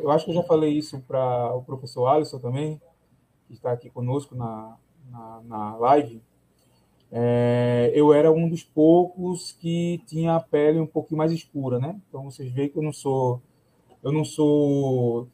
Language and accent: Portuguese; Palmares, Pernambuco, Brazil; eu sou de Palmares